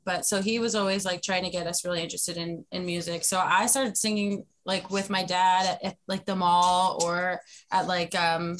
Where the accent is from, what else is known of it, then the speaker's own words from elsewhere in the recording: Perth Amboy, New Jersey, United States; I was born in Perth Amboy, New Jersey, January 25th, 1992.